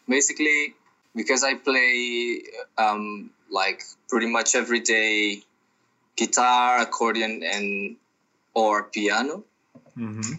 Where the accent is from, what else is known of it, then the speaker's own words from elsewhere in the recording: Brazil; I'm from Brazil. I'm living in Brazil right now because of the, the crisis